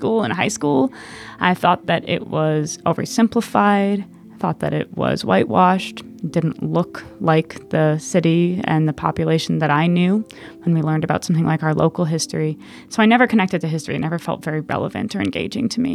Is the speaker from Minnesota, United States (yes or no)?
yes; Minneapolis, Minnesota, United States; I'm from Minneapolis, Minnesota